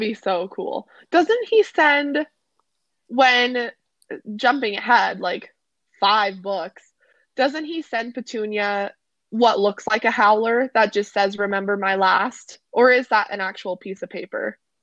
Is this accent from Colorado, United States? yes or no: yes; Colorado, United States; we're from Colorado.